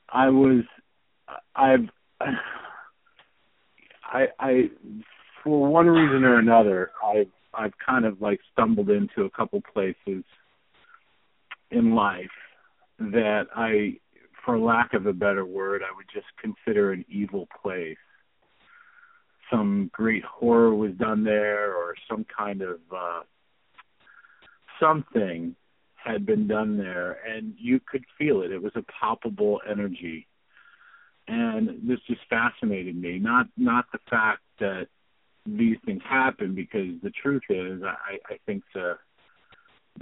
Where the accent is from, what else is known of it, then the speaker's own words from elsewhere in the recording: Ohio, United States; I grew up in Ohio, and I used to spend my summers in Bondsville